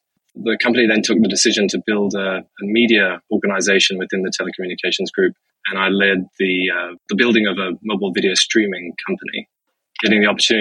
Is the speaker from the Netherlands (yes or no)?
no; Zimbabwe; moved away as an adult; also born or lived in United States; I'm Zimbabwean. I was born and raised in Zimbabwe.